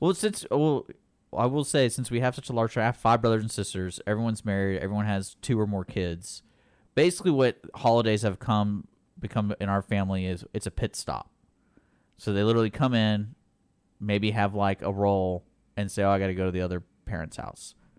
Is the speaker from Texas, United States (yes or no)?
yes; Houston, Texas, United States; I grew up here in Houston